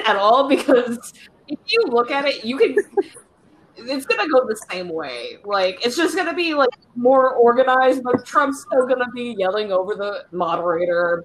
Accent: Michigan, United States; I'm from Michigan

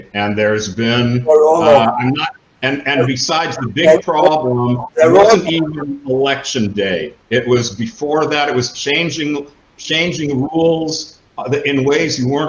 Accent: Seattle, Washington, United States; moved away; I'm from Seattle originally.

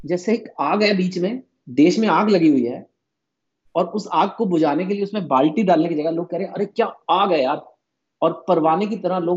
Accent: Punjab, India; you know जो बंगाली है वो मुझसे अलग है मैं पंजाबी हूँ लेकिन हम इंडियन भी हैं

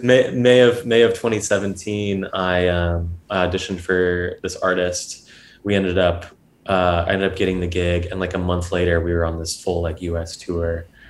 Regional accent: Georgia, United States; moved away as an adult; also born or lived in Atlanta; now in New York, United States; I grew up in in Georgia. That's where I was like raised. So I'm a southern southern boy

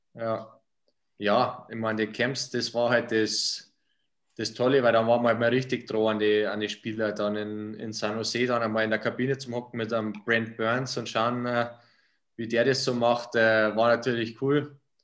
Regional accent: Bad Heilbrunn, Bavaria, Germany; Bad Herbrunn, wo ich herkomme

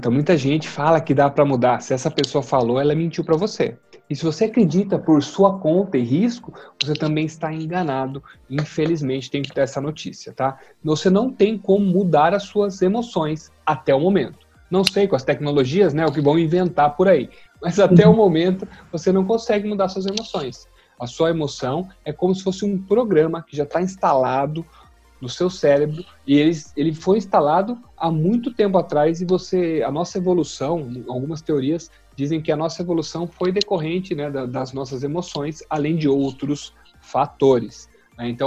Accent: Jundiaí, São Paulo, Brazil; moro aqui em Jundiaí, sou de Jundiaí.

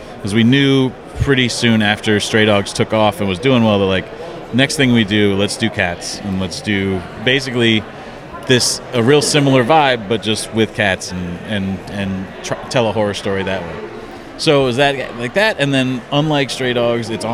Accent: Midwest, United States; I'm from the Midwest

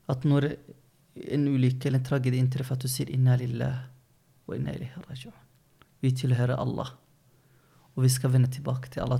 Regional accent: Løten, Innlandet, Norway; moved away; also born or lived in Oslo; Jeg vokste opp på Løten. Alle kjente hverandre. Ja, det var før vi flyttet til Oslo da, 2009

